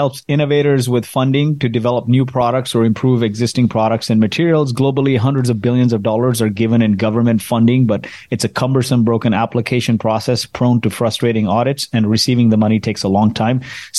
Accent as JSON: {"language": "English", "country": "Kuwait", "tie": "born or raised there", "said": "So I grew up in Kuwait in the Middle East, and my parents are from India, grew up in the slums of Mumbai."}